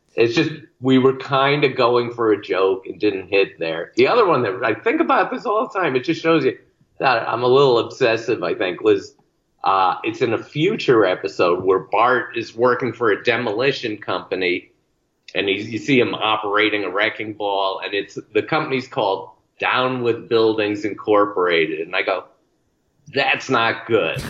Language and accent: English; Bristol, Connecticut, United States; the same tiny town I grew up in in Bristol, Connecticut